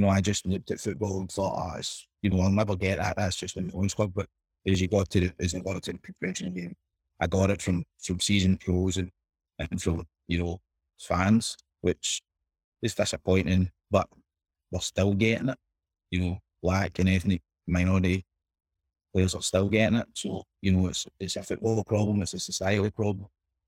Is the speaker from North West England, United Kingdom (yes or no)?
no; Scotland, United Kingdom; But I think in my area where I grew up in Boswell Park, I was probably one of the poster boys there